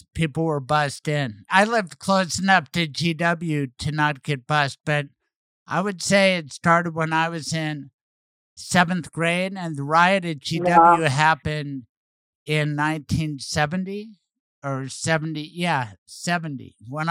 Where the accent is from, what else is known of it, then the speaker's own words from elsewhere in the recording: Denver, Colorado, United States; I'm glad I grew up in Denver in a more integrated environment.